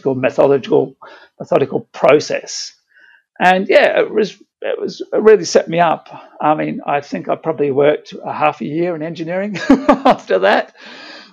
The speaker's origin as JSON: {"language": "English", "town": "Brisbane", "region": "Queensland", "country": "Australia", "tie": "born or raised there", "said": "I grew up in Brisbane, so I loved the bushwalking and things like that."}